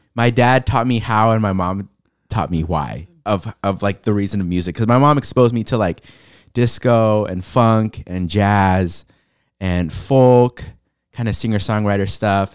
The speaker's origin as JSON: {"language": "English", "town": "San Diego", "region": "California", "country": "United States", "tie": "born or raised there", "also_born_or_lived": "Los Angeles", "moved": "as an adult", "lives_now": "Portland, United States", "said": "born in L A, raised in San Diego, um, yeah, lived there most of my life"}